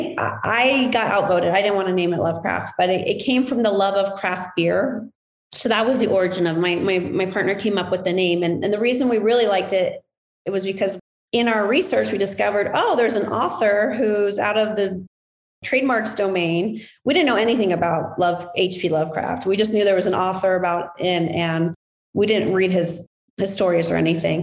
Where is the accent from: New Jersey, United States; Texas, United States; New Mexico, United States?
New Mexico, United States; Las Cruces; now in Phoenix, United States; I'm from Las Cruces, which is southern New Mexico by the border by El Paso.